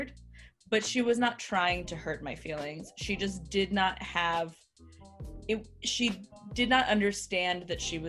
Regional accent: United States; also born or lived in Texas / Lebanon (ancestry); but I was born here and like I lived in Texas for like 10 years

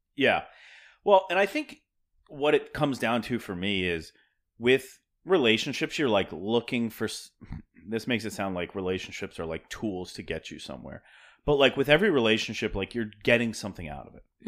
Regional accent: Pennsylvania, United States; now in Brooklyn, United States; I'm from Pennsylvania

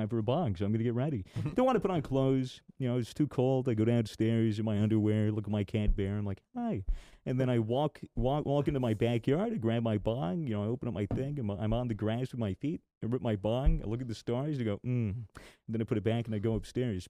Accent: United States; As an American

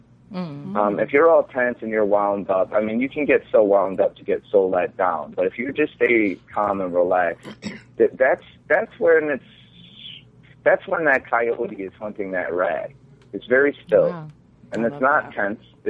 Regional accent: Chicago, Illinois, United States; I grew up in Chicago

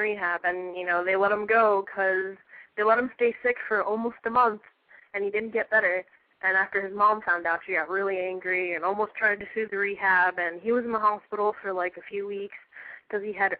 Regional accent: Cape Coral, Florida, United States; I'm 17, and I hail from Cape Coral, Florida.

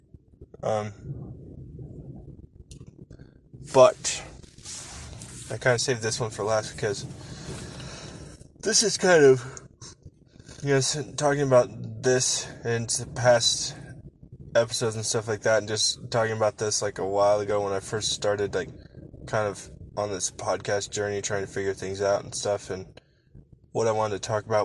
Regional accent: Nebraska, United States; Growing up in Nebraska, I was blessed to have a grandfather that always took me and my cousins fishing

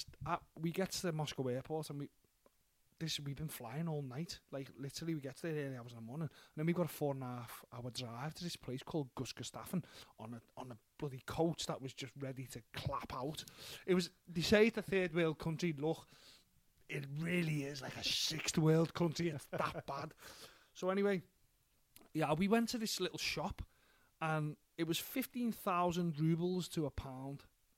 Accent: Liverpool, North West England, United Kingdom; Dead interested in my accent. From Liverpool

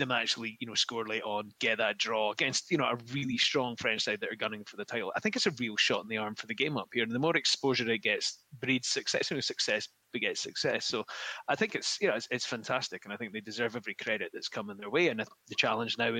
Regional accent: Scotland, United Kingdom; we're Scottish

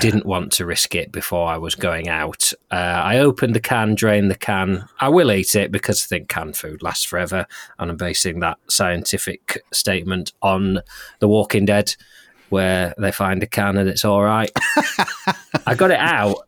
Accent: Lancaster, North West England, United Kingdom; the people of my hometown

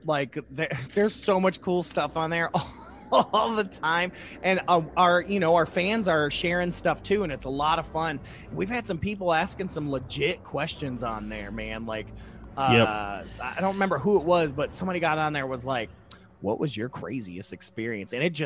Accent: Ohio, United States; my home state of Ohio

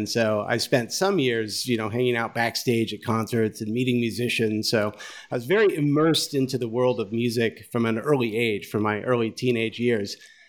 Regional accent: Kansas City, Missouri, United States; also born or lived in Lawrence, Kansas; Well, I was born in Lawrence, Kansas. I grew up in Kansas City, Missouri, and lived there, till I was 15 years old.

